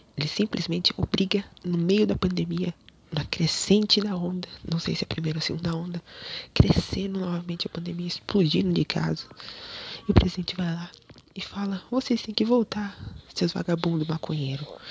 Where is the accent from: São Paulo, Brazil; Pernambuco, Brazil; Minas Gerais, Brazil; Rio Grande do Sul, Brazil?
São Paulo, Brazil; Rio Claro; also born or lived in Baixada Santista; Em Rio Claro, minha cidade natal